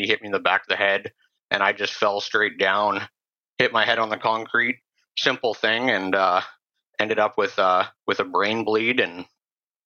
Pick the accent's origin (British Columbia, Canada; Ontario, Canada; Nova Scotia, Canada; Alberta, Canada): British Columbia, Canada; Sechelt; I grew up on the Sunshine Coast in Sea Shelton, typical middle-class family.